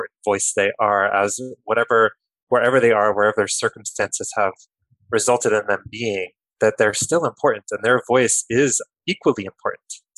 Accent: Kearny, New Jersey, United States; I grew up in New Jersey, in Kearny, New Jersey, about 20 minutes from Newark, New Jersey

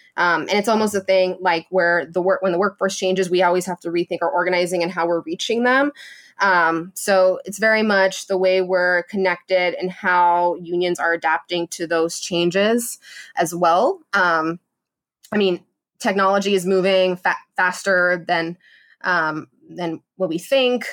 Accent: Los Angeles, California, United States; moved away as an adult; also born or lived in Washington, D.C.; I always knew that I wanted to come back to my hometown

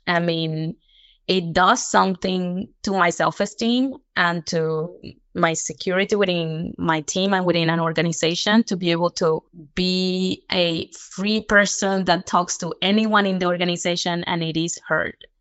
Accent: Cartagena, Bolívar, Colombia; now in Stockholm, Sweden; I come from Colombia, from Cartagena, very tropical. And I am currently working at Bontouch, um, a company in Sweden, in Stockholm

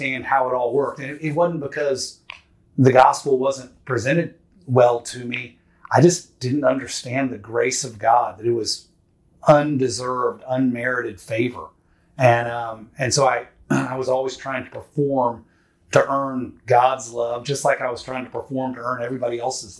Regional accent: Houston, Texas, United States; I was born and raised in Houston, Texas

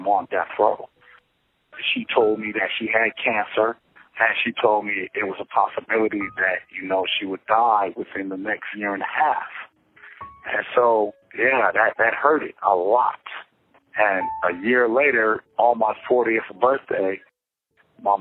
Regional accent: Los Angeles, California, United States; I'm from Los Angeles, California.

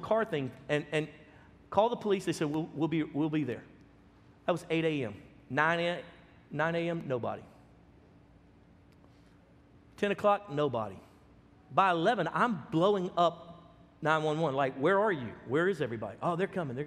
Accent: Baton Rouge, Louisiana, United States; now in Texas, United States; we came from Baton Rouge, Louisiana, which was at the time the third most violent city in America per capita. And so I grew up locking the doors, closing the windows

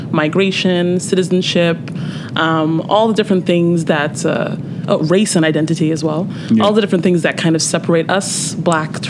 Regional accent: Nigeria; also born or lived in Canada; you'll hear about me sometimes battling with things as a Nigerian

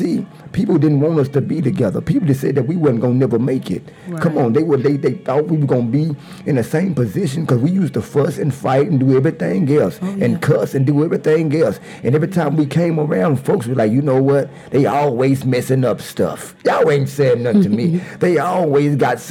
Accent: Dallas, Texas, United States; I was from South Dallas.

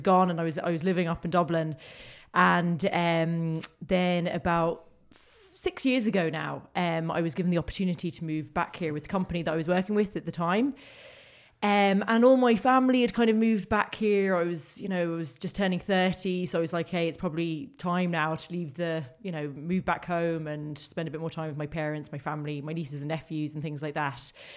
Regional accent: London, United Kingdom; now in Limerick, Ireland; as people can probably tell by my accent, that's where I grew, it's not a thick Limerick accent. I, I grew up in Crookerwood in, in northwest London.

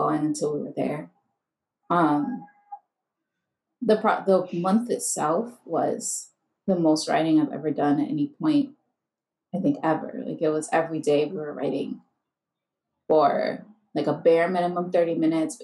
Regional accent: New York City, New York, United States; I'm from the Bronx, New York.

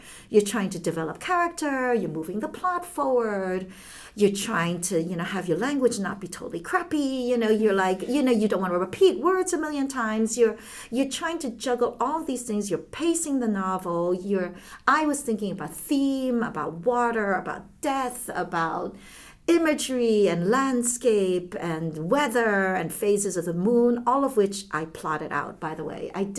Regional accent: Hong Kong; born there; So I still speak Chinese because I was born in Hong Kong and my mother never learned to speak English.

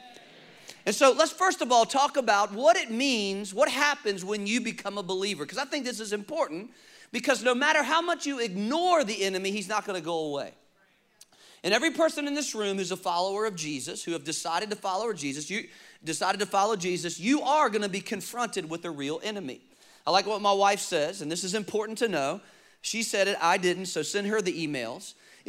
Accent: Richmond, Virginia, United States; I grew up in Richmond, Virginia. Many of you know that.

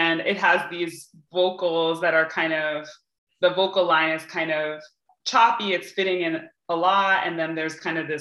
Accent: Hartford, Connecticut, United States; I was born in Hartford, Connecticut, to Cuban and Puerto Rican parents

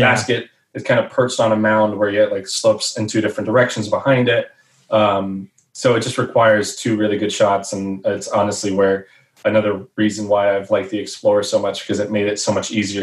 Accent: Dallas Fort Worth area, Texas, United States; growing up in the Dallas Fort Worth area.

